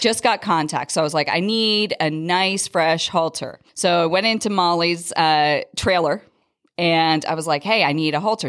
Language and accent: English; Philadelphia, Pennsylvania, United States; moved away as an adult; now in Las Vegas, United States; I'm actually originally from the Philadelphia area, but my husband's job brought us out here in two thousand five